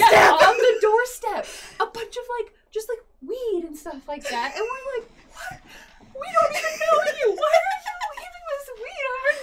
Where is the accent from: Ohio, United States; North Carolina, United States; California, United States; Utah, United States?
Utah, United States; And we're all from Utah, Chris.